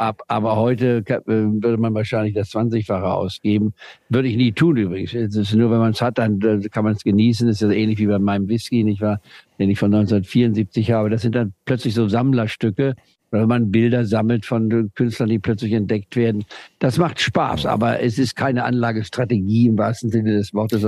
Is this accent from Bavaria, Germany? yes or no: no; Saxony, Germany; moved away; ich also aus Deutschland, aus Sachsen